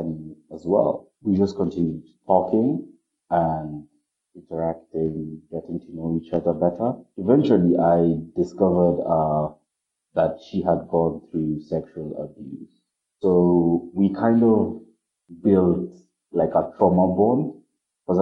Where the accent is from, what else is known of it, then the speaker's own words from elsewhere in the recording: Kenya; I'm from Kenya